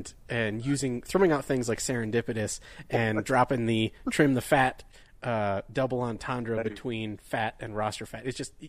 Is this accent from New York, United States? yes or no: no; Michigan, United States; moved away; I'm originally from Michigan, and I went to school up in the UP, the Upper Peninsula.